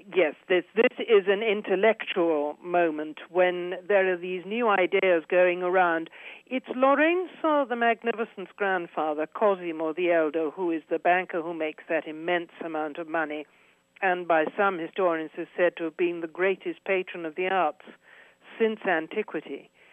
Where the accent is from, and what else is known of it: United Kingdom; moved away as an adult; now in Florence, Italy